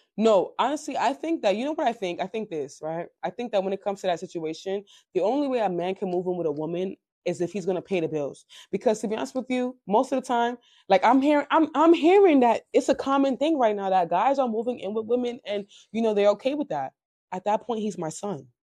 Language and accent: English; Nigeria; I'm African. I'm Nigerian